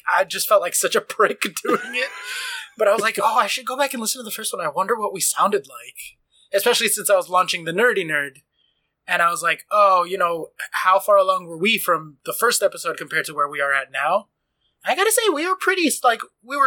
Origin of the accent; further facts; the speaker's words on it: New York, United States; I'm from Queens